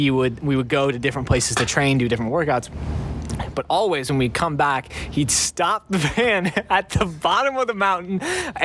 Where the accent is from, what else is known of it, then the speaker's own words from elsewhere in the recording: Illinois, United States; we're from Illinois, we're not used to any hills whatsoever